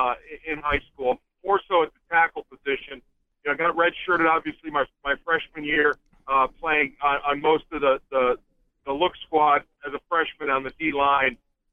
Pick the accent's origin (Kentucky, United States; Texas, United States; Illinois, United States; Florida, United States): Florida, United States; That's probably the number one question I get growing up in Florida, like you said.